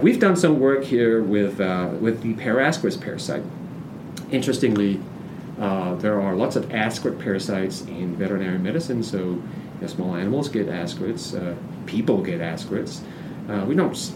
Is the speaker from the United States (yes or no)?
no; Denmark; moved away; I'm from Denmark